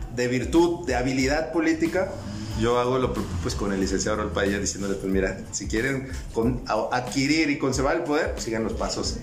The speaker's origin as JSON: {"language": "Spanish", "town": "Zapopan", "region": "Jalisco", "country": "Mexico", "said": "yo soy orgullosamente de la experiencia Zapopa"}